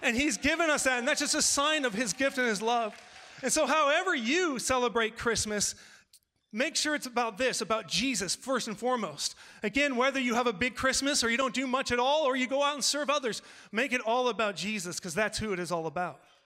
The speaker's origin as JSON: {"language": "English", "region": "California", "country": "United States", "said": "I'm from California"}